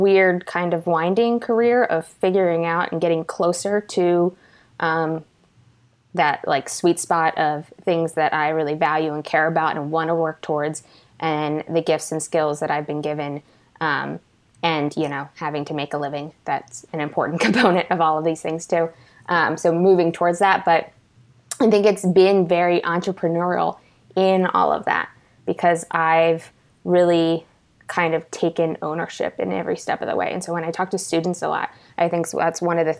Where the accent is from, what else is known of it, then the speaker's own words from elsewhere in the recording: Baltimore County, Maryland, United States; I grew up, so location-wise, in Baltimore County, Maryland, and have now lived here my entire life